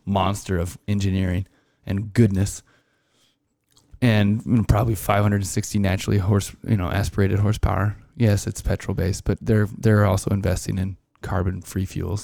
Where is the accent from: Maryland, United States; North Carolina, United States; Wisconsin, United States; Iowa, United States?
Iowa, United States; growing up in Iowa, I, I spent a couple summers detasseling and corn roguing